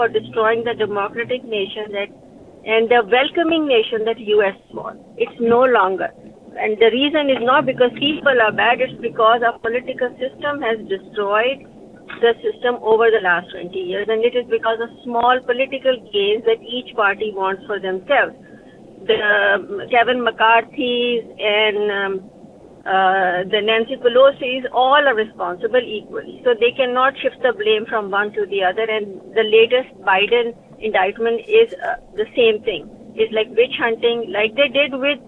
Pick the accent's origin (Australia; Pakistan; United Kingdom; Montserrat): Pakistan; now in Westchester, United States; I'm originally from Pakistan